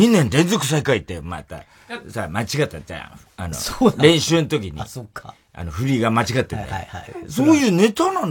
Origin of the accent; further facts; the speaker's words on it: Saitama, Japan; いや、あの、埼玉県なんてね、え私埼玉出身ですけどね、え、はっきり言わせてもらいますよ。